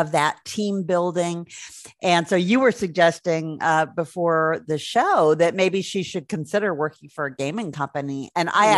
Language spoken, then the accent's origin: English; Milwaukee, Wisconsin, United States; now in Denver, United States; I grew up not too far north of Chicago, uh, Milwaukee.